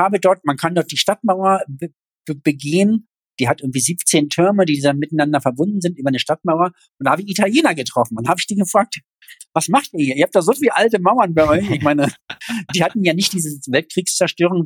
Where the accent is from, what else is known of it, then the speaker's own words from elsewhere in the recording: East Germany, Germany; als Ossi